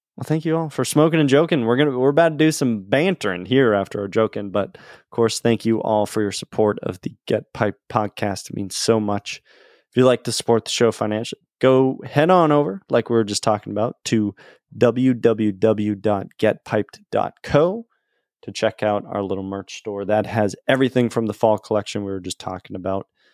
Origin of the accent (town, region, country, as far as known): New England, United States; born or raised there